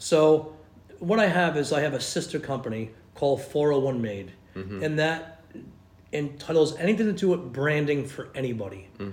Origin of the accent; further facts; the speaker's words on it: Rhode Island, United States; accent: Rhode Island; moved away; they would get a big kick of my Rhode Island accent